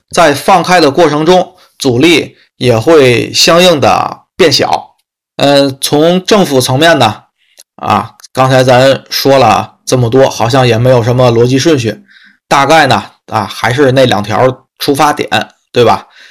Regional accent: Tianjin, China; 天津市，啊，嗯，其他城市我，咱这个信息没有过多地去收集什么的，啊，只关注一下天津市，啊，因为是我的家乡嘛

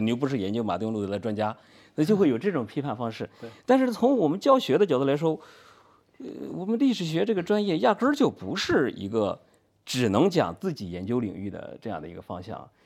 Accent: China; 我们中国人

